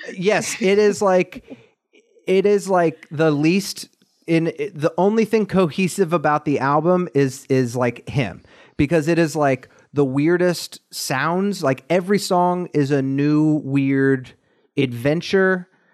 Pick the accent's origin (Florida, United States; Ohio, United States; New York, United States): Ohio, United States; Columbus; my hometown